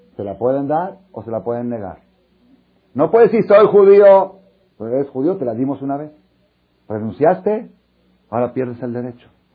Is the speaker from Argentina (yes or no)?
no; Mexico; moved away as an adult; also born or lived in Israel; Soy judío nacido en México